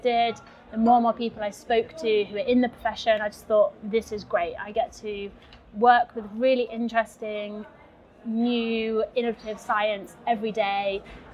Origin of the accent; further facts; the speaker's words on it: England, United Kingdom; moved away as an adult; also born or lived in Durham; now in Split, Croatia; I'm from England